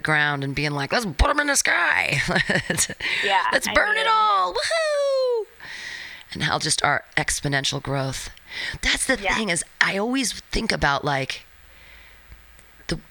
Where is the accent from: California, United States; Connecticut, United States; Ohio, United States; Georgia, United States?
California, United States; San Francisco; I'm from San Francisco